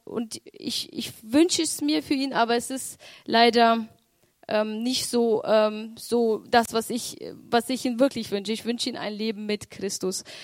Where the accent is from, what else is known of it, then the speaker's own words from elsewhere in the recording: Romania; ich bin in Rumänien geboren